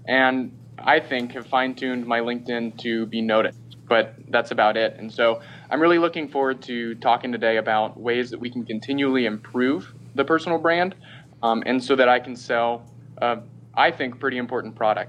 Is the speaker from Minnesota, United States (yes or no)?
no; Florida, United States; also born or lived in Seattle; So I grew up in Florida and in the Seattle area, and ultimately ended up deciding to go to the University of Florida.